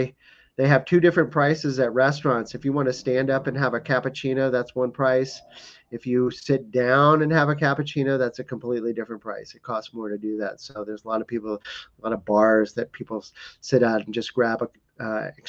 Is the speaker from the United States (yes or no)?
yes; East Coast, United States; also born or lived in Humboldt County, California; now in Sedona, United States; I grew up on the East Coast and spent a lot of time in Appalachian Mountains